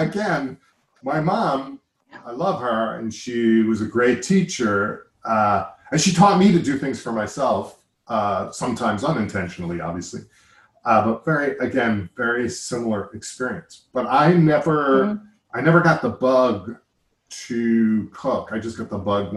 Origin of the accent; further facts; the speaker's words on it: Long Island, New York, United States; also born or lived in Schenectady; Grumman also very close to where I grew up on Long Island